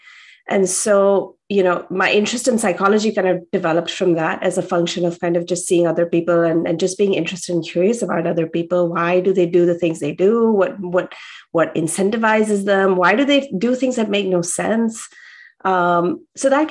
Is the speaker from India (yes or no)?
yes; India; I grew up in India